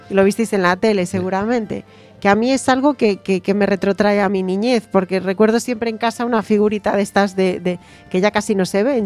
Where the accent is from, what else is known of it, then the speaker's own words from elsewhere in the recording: Galicia, Spain; yo como gallega